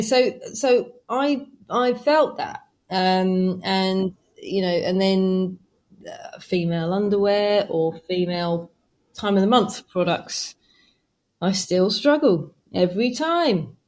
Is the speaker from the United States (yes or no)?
no; England, United Kingdom; I'm from England